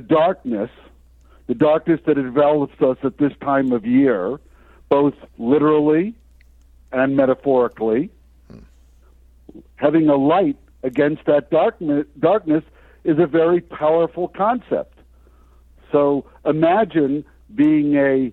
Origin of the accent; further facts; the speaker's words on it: United States; also born or lived in Vermont; growing up in the United States